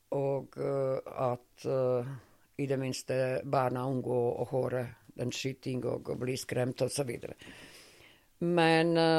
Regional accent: Montenegro; Norwegian is a second language; moved away as an adult; also born or lived in Sarajevo, Bosnia and Herzegovina; now in Norway; mine barndomsvenner, fordi det er min barndomsby

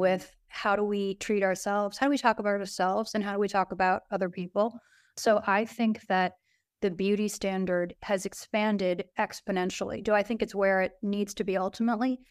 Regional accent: New York City, New York, United States; I grew up downtown in Soho

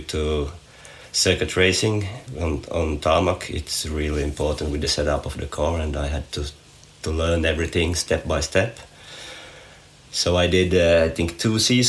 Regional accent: Nykarleby, Ostrobothnia, Finland; from Nykarleby, Finland

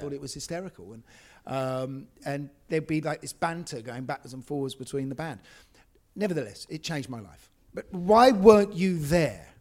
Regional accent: London, United Kingdom; I grew up in Essex Road, uh, which is just parallel to this street here.

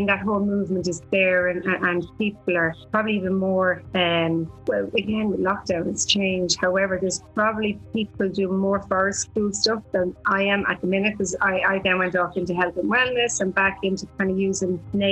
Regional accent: Hollywood, County Wicklow, Ireland; moved away as an adult; also born or lived in South America; growing up in Wicklow in Hollywood

